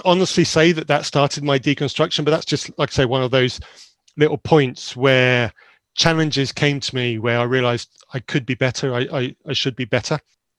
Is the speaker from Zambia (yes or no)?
yes; Zambia; So very briefly about myself, I grew up in Zambia in a missionary environment in Zambia. I went to boarding school from a very young age to a remote school in Zambia